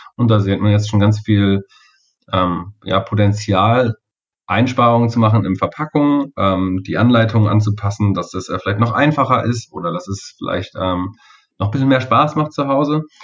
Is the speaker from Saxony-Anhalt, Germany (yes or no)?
no; Kassel, Hesse, Germany; hier in Kassel wirklich direkt lokal, wo ich herkomme